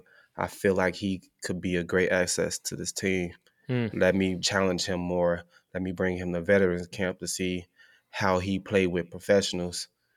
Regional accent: Oklahoma, United States; So, and I'm from Oklahoma playing there, so that's definitely a big thing.

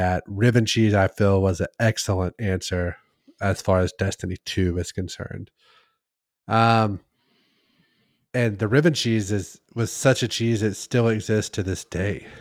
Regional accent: Midwest, United States; I'm from the Midwest

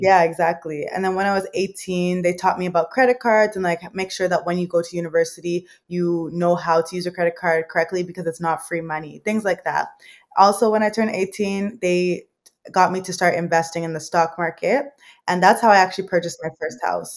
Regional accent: Mississauga, Ontario, Canada; also born or lived in London, England / Thailand; I was was raised here. I was born in England. So I was born in London, England. And then when I was four years old, my parents moved here to Canada and I've been living here ever since

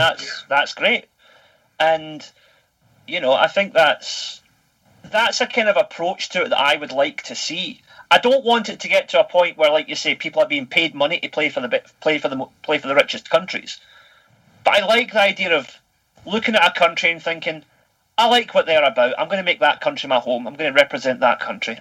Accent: Scotland, United Kingdom; moved away as an adult; now in Osaka, Japan; I'm Scottish

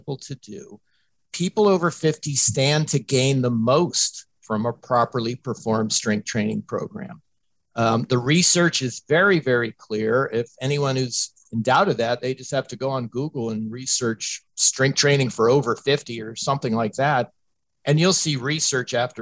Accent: Tampa, Florida, United States; my hometown team, the Tampa Bay Buccaneers

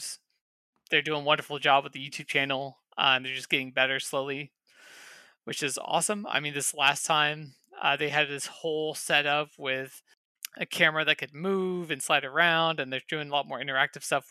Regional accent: Kansas City, United States; moved away; I'm from Kansas City and I hate that place

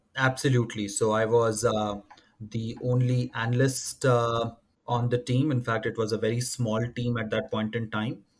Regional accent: Bihar, India; moved away; also born or lived in Madhya Pradesh; I'm originally from uh, Madhya Pradesh. That's where uh, my uh, sort of natives are from. Uh, grew up in Bihar

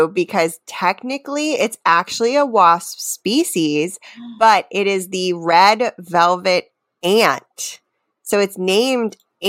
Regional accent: Maryland, United States; moved away; where I grew up in Maryland

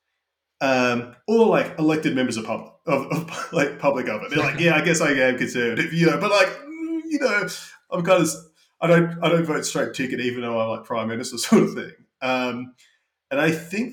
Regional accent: Australia; moved away as an adult; also born or lived in United Kingdom; now in United States; Having grown up in Australia

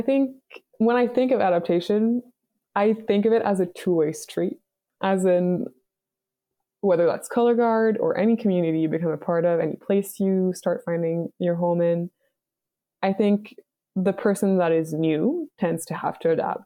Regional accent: Montreal, Quebec, Canada; moved away; I'm from Montreal, Canada.

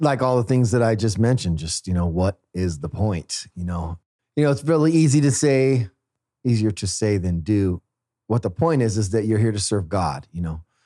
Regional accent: Fresno, California, United States; moved away; Fresno, my hometown

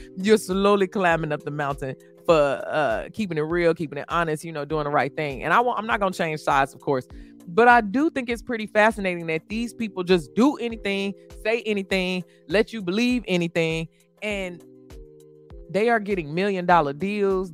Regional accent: Midwest, United States; I came from the Midwest as well

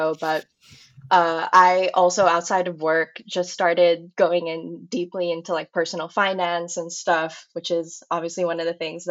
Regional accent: Philippines; also born or lived in Manila; I'm originally from the Philippines

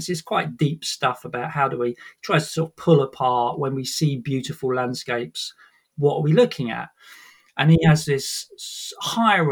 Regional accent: Sussex, South East England, United Kingdom; moved away as an adult; also born or lived in Brighton; now in London, United Kingdom; I was born in Sussex in the countryside, grew up in the countryside

